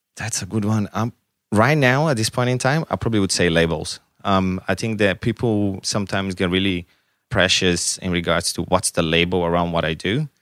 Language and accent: English; Brazil; English is a second language; now in Canberra, Australia; I'm from Brazil.